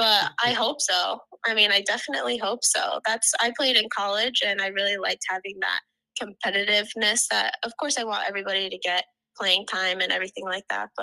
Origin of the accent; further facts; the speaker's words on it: Florida, United States; moved away as an adult; now in Iowa, United States; I'm actually from Florida